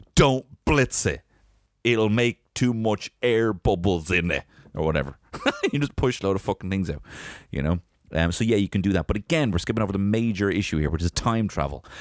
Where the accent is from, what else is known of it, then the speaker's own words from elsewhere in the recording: Ireland; I'm Irish